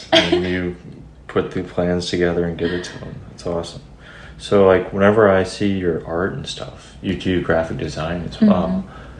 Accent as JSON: {"language": "English", "region": "Georgia", "country": "United States", "tie": "born or raised there", "moved": "yes", "lives_now": "Nashville, United States", "said": "I grew up looking out in Georgia."}